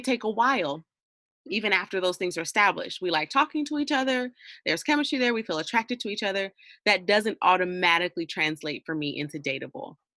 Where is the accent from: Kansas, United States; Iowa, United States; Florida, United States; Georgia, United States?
Georgia, United States; moved away as an adult; I wasn't born here, but I was raised here, but I've been gone for the last like seven years." And now I'm back